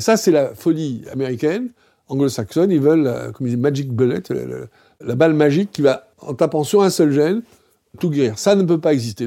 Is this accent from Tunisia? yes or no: yes; Tunisia; moved away; je suis né en Tunisie